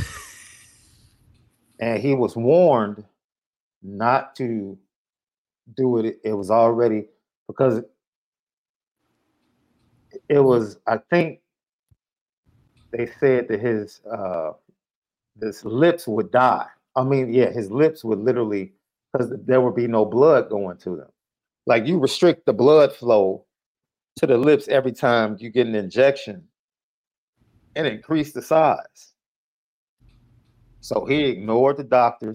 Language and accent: English; Chicago, Illinois, United States; I'm from Chicago.